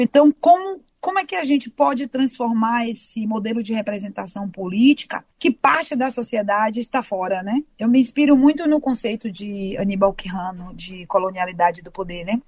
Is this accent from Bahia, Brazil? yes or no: yes; Salvador, Bahia, Brazil; eu sou de Salvador